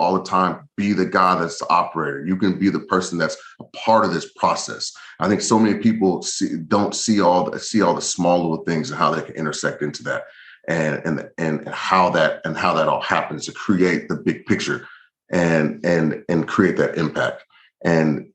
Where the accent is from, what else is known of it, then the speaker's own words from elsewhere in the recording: the South, United States; I'm from the South